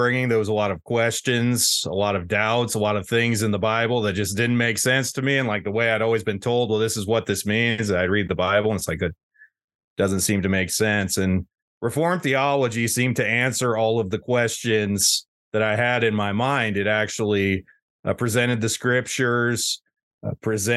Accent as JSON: {"language": "English", "region": "Wyoming", "country": "United States", "tie": "born or raised there", "moved": "as an adult", "lives_now": "Hamel, South Dakota, United States", "said": "I grew up in Wyoming, next state over"}